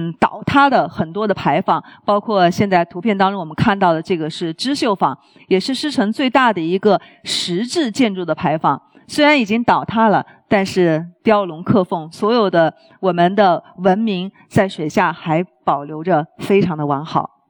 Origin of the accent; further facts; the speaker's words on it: China; 我们中国人